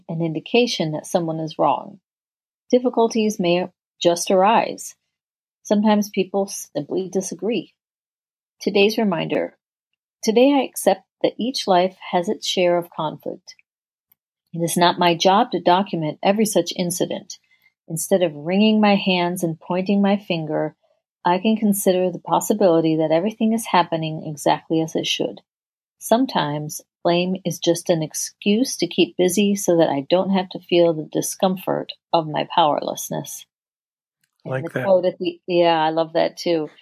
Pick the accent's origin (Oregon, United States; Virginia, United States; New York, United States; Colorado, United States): New York, United States; Rochester; I grew up in Rochester, New York, which is upstate New York